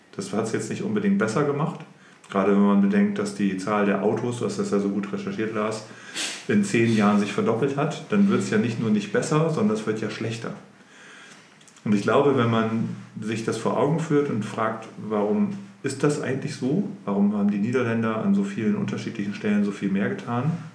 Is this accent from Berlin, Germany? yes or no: no; Oldenburg, Lower Saxony, Germany; ich bin in Oldenburg geboren und aufgewachsen und bin mit Anfang 20 aus Oldenburg etwas weiter nördlich in eine Kleinstadt gezogen